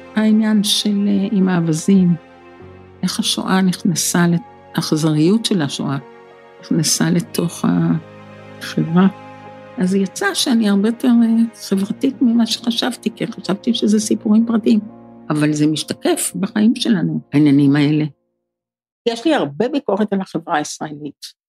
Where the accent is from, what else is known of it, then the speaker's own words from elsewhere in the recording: Israel; כיוון שגדלתי בקיבוץ, אז הטבע היה מאוד קרוב אלינו